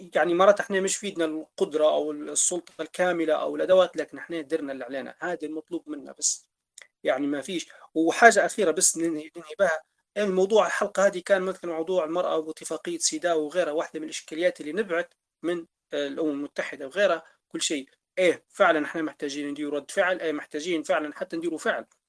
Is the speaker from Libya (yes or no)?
yes; Libya; ثرواتنا كليبيين